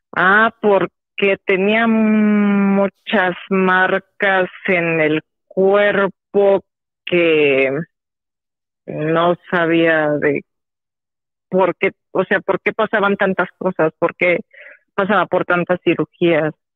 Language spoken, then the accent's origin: Spanish; State of Mexico, Mexico; del Estado de México